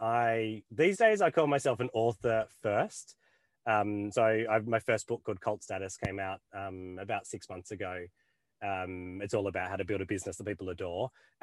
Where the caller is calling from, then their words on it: Esperance, Western Australia, Australia; Yeah, I come to you from Esperance in WA, which is the middle of bloody nowhere, but also one of the most beautiful places I've ever seen.